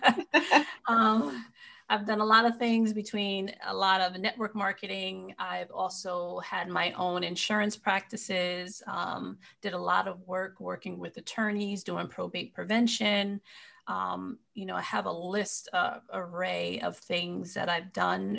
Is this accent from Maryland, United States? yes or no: no; Marlborough, New York, United States; I'm actually from upstate New York. And I was, you know, grew up in a small town called Marlborough, New York